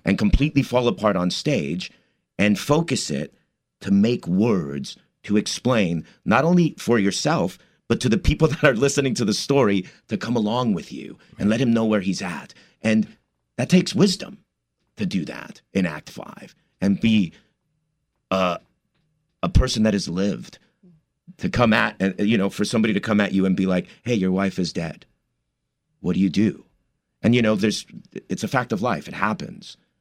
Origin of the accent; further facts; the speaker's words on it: Commerce, California, United States; moved away as an adult; also born or lived in East Los Angeles / New York; my parents moved to the city of Commerce, which is right outside East L A. And, uh, I grew up there